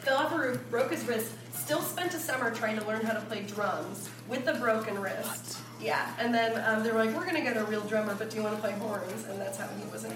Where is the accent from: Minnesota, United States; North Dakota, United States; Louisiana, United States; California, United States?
California, United States; Encinitas; I grew up in San Diego